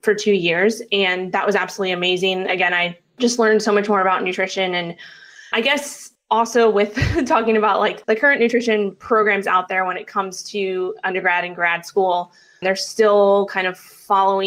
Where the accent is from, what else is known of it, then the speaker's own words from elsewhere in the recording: New York City, New York, United States; I grew up in Manhattan, New York. That's where I'm originally from